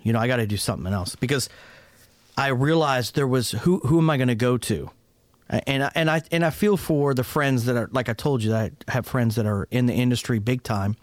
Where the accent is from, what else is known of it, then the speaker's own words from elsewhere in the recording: Pittsburgh, Pennsylvania, United States; moved away; also born or lived in Fort Worth, Texas; I was raised originally in Pittsburgh, Pennsylvania, uh, to an Italian family